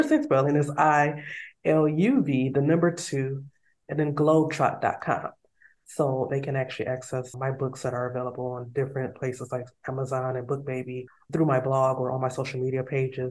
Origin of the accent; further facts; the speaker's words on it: United States; moved away as an adult; also born or lived in South Korea; now in Oman; they hear my accent. I say, oh, America, USA